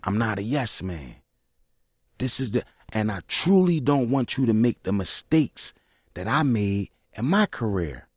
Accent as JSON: {"language": "English", "town": "Philadelphia", "region": "Pennsylvania", "country": "United States", "said": "I'm from South Philly"}